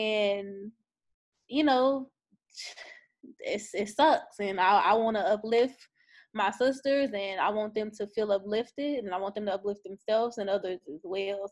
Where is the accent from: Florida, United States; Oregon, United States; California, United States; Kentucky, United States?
Kentucky, United States; Louisville; moved away; Louisville, Kentucky. That's where I'm my hometown, that's where I'm from.